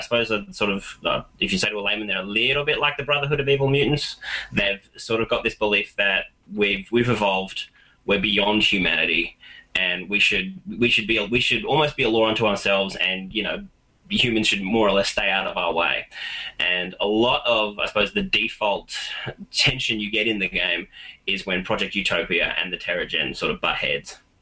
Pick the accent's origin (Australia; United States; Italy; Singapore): Australia; I am an Australian